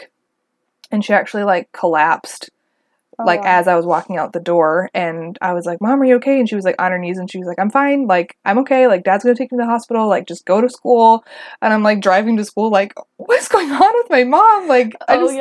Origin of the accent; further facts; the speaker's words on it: Wisconsin, United States; I'm actually from Wisconsin